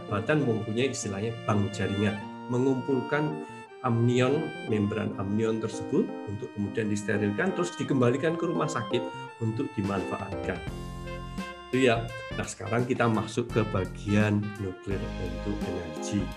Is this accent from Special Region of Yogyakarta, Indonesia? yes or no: yes; Yogyakarta, Special Region of Yogyakarta, Indonesia; karena saya orang Jogja